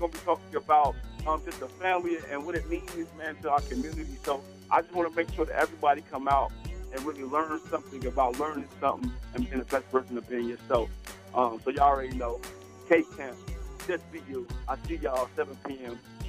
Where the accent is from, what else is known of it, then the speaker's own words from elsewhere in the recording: Dayton, Ohio, United States; I'm a kid from Dayton, Ohio.